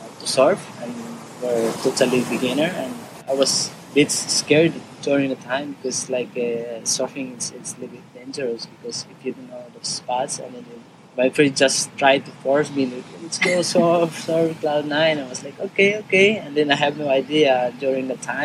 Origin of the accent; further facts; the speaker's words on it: Siargao, Surigao del Norte, Philippines; also born or lived in Manila; I was born in Junaruna as well. And yeah, totally my whole life. Grew up here in the island